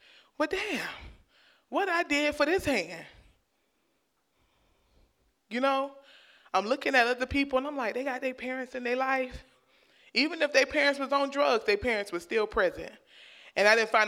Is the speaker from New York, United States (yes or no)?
no; Miami, Florida, United States; where I grew up in Liberty City, my elementary school sat right there on the in the red light district